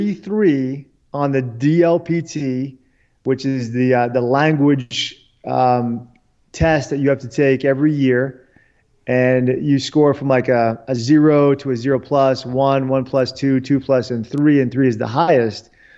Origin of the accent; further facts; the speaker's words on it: D.C., Washington, D.C., United States; And I was very patriotic, you know, growing up in the Washington, D.C. area, you kind of internalized patriotism and, you know, the Reagan era and everything.